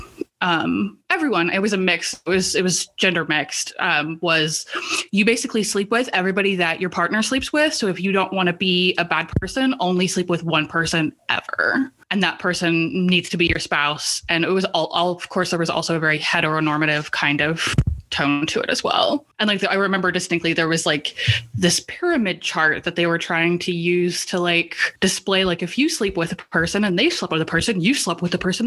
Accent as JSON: {"language": "English", "region": "South Central Kansas", "country": "United States", "tie": "born or raised there", "said": "I grew up in South Central Kansas. I grew up in the Bible Belt"}